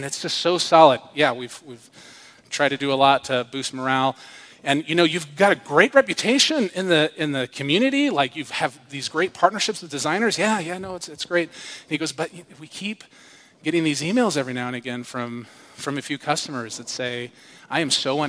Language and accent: English; United States; I'm an American